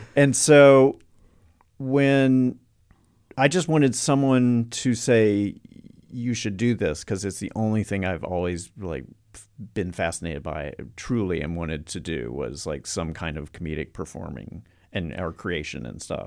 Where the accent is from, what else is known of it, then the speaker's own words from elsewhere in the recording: North Carolina, United States; I'm from North Carolina